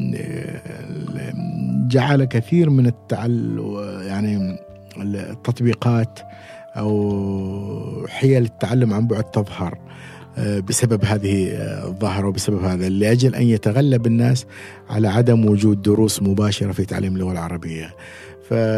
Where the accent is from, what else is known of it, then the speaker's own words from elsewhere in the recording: Oman; أكون عماني وأن تكون بلدي